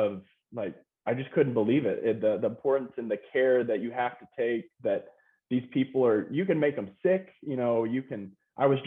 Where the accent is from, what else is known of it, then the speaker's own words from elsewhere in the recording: Lubbock, Texas, United States; moved away as an adult; also born or lived in Austin, Texas / Denver, Colorado; I was born and raised 8 years in Austin, and then my parents moved to Lubbock when I was eight.